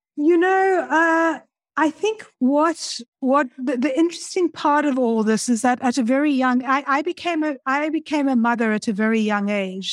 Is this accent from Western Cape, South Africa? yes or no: yes; Cape Town, Western Cape, South Africa; moved away; also born or lived in Stellenbosch; I'm originally from Cape Town in South Africa.